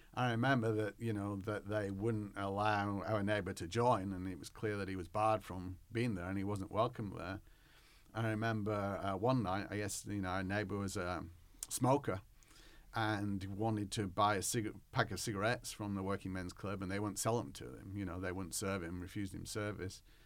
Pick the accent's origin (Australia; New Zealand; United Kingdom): United Kingdom; England; now in United States; I was raised in the Church of England